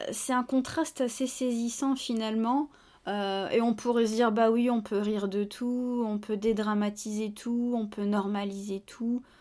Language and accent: French; France; Alors quand on est français, on n'y croit pas une seule seconde